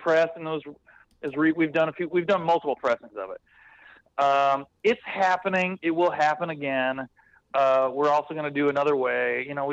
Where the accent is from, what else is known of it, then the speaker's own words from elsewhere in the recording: West Coast, United States; I'm from the West Coast